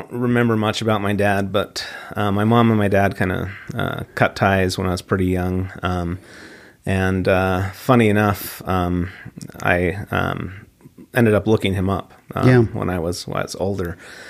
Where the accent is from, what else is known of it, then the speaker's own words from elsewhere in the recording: Midvale, Utah, United States; Yeah, so I grew up locally in Midvale, Utah, and grew up, went to East Midvale Elementary and Midvale Middle, and then on to Hillcrest High. So, yeah, local guy.